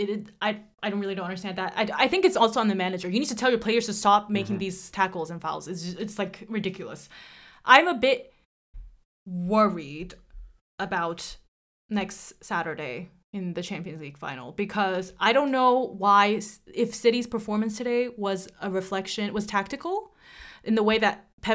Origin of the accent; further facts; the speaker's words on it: Barcelona, Catalonia, Spain; I was born to love Barcelona because I'm from Barcelona.